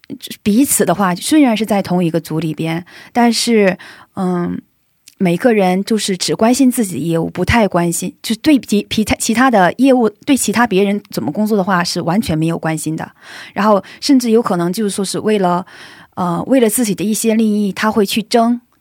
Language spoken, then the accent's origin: Chinese; China; now in South Korea; 而且我们组就我一个中国人